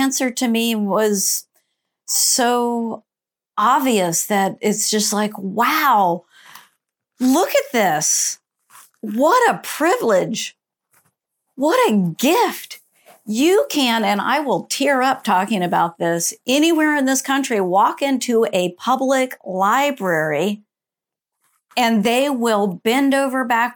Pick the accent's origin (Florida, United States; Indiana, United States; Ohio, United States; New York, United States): Florida, United States; Central; I grew up in Central Florida, small town in Central Florida